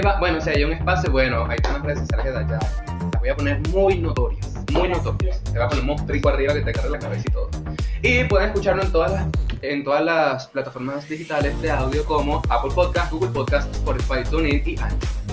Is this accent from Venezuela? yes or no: yes; Venezuela; los venezolanos tenemos